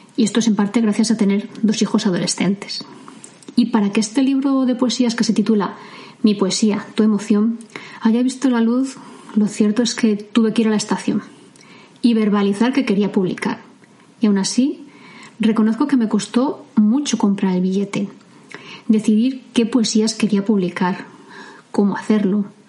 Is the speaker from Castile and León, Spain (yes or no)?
yes; Medina del Campo, Castile and León, Spain; hasta los tres años yo vivía muy cerca de un paso a nivel, cercano a la estación de trenes de mi pueblo, de Medina del Campo